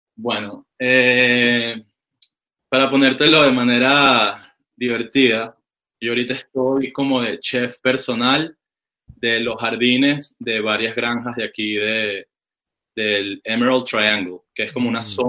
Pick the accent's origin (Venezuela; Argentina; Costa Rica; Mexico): Venezuela; Caracas, Capital District; now in California, United States; yo vengo de Caracas, Venezuela